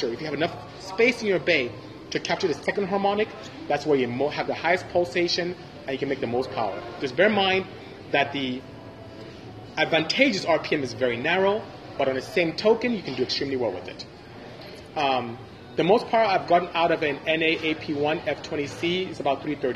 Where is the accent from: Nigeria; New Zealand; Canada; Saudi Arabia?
Nigeria; first language Igbo; English is a second language; moved away; I'm from Nigeria. I'm Igbo